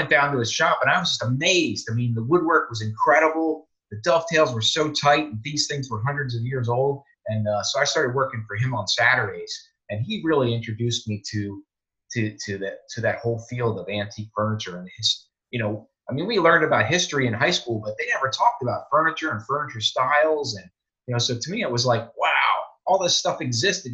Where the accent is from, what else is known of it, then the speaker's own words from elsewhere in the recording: Pennsylvania, United States; moved away as an adult; now in Tennessee, United States; I grew up originally in Pennsylvania